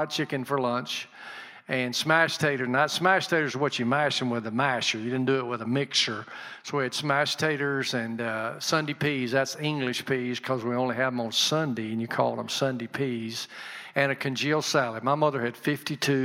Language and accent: English; Birmingham, Alabama, United States; moved away as an adult; now in Milan, United States; I grew up in Birmingham, on the western side of Birmingham, a little community called Fairfield Highlands